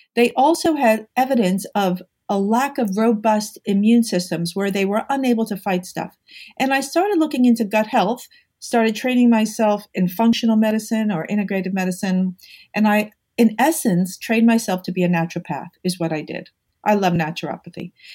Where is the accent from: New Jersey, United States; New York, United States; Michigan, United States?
New York, United States; I'm a New Yorker.